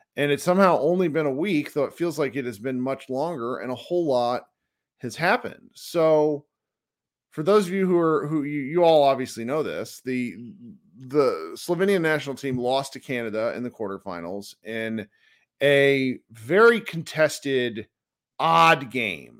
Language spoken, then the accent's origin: English; United States; we as American basketball fans